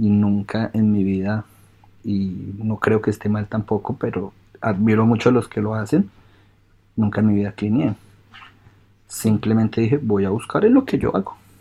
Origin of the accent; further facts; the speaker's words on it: Colombia; moved away as an adult; also born or lived in United States; now in Brisbane, Australia; ya viví 25 años en Colombia